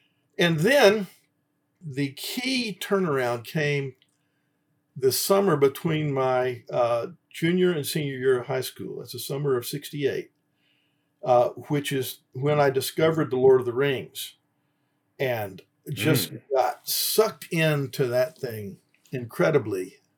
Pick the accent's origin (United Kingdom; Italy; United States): United States; Atlanta, Georgia; also born or lived in Virginia / Indiana / Deerfield, Illinois; I was born in Virginia. My parents moved to the Atlanta area when I was one. So I grew up in Georgia, and I've pretty much been here ever since